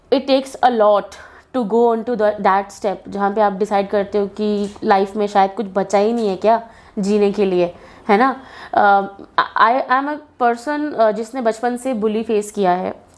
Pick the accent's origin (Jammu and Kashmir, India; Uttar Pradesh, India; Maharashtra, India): Jammu and Kashmir, India; Jammu; जम्मू से बिलोंग करती हूँ